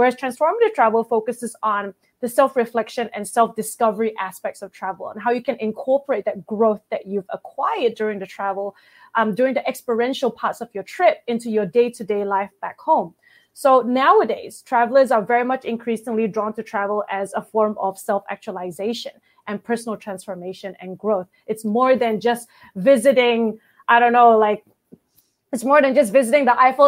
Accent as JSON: {"language": "English", "country": "Malaysia", "tie": "born or raised there", "moved": "as an adult", "lives_now": "Australia", "said": "Malaysia and I grew up there. And I came to Australia when I was about, I don't know, like 19."}